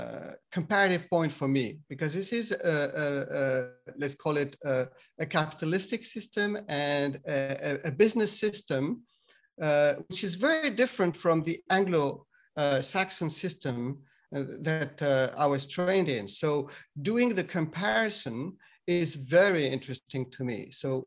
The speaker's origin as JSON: {"language": "English", "country": "France", "lives_now": "Kobe, Japan", "said": "I'm in Kobe in Japan. Yes. And there is a logic to this, but yes. So originally I'm French. I was trained as a French engineer in France Grand École System."}